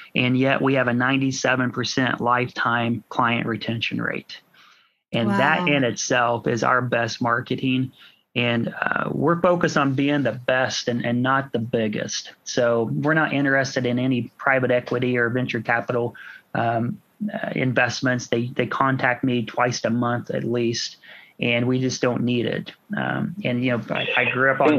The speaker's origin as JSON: {"language": "English", "town": "Washington", "region": "Indiana", "country": "United States", "tie": "born or raised there", "said": "Washington's my is my hometown"}